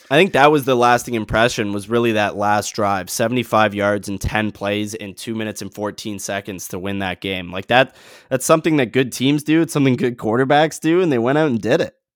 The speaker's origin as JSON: {"language": "English", "country": "Canada", "said": "as a Canadian"}